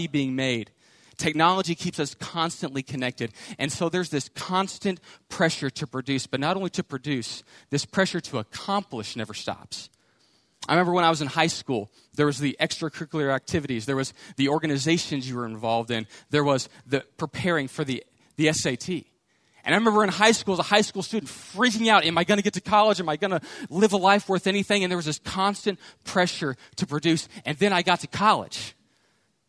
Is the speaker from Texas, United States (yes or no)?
yes; Houston, Texas, United States; I grew up in Houston